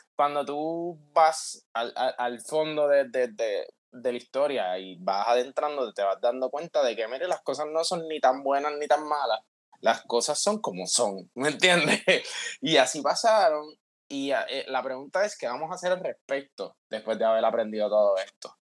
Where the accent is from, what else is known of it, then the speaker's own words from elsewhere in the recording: Puerto Rico; somos puertorriqueños, ¿me entiendes? A pesar de que, a pesar de que yo estoy en Puerto Rico